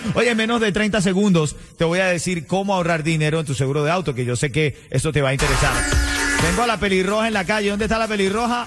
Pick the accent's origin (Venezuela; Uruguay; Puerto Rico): Venezuela; now in Miami, United States; yo como venezolano, mis hermanos como cubanos